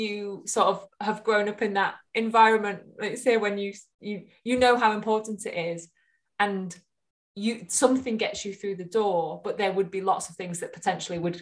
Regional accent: Hull, Yorkshire and the Humber, United Kingdom; moved away; I'm from Hull originally

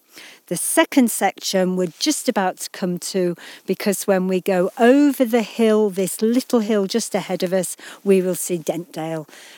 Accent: Yorkshire and the Humber, United Kingdom; We grew up in the West Riding, that's right.

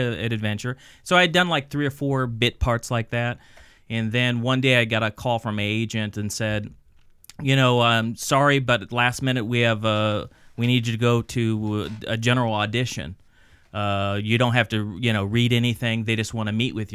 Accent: Los Angeles, California, United States; also born or lived in Upland, California; I was born in Upland, but I was raised in Sherman Oaks

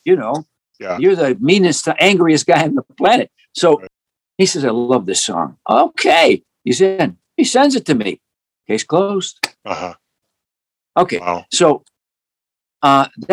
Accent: Chicago, Illinois, United States; where I grew up in Chicago

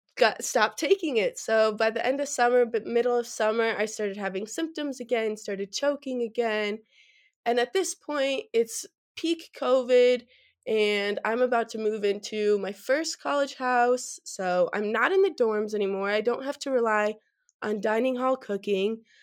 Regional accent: Verona, Wisconsin, United States; moved away as an adult; now in Fort Collins, United States; I'm originally from Verona, Wisconsin, which is just about ten minutes outside of Madison

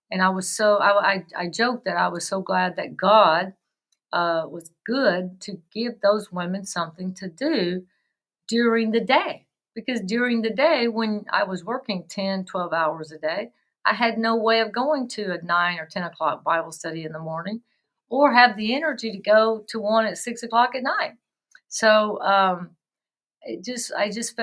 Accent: West Tennessee, United States; I grew up in the South and West Tennessee

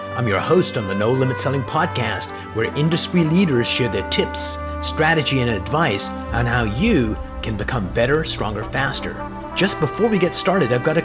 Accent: Canada; I'm a Canadian

